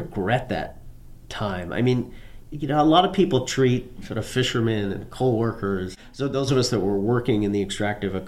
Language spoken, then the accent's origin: English; Newfoundland and Labrador, Canada; My parents were American, but I was born and raised in Newfoundland, Canada, a little fishing outport